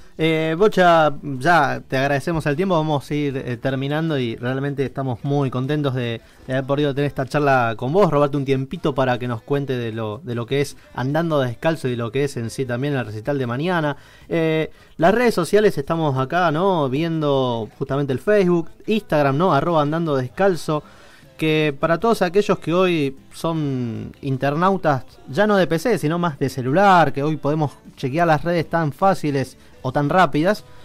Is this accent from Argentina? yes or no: yes; Rosario, Santa Fe, Argentina; para los que somos del interior de Rosario